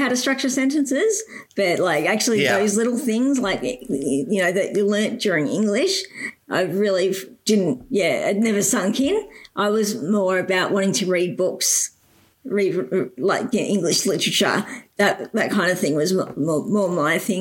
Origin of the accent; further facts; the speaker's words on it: Geelong, Victoria, Australia; I grew up in Geelong. So I've been in Geelong, born and bred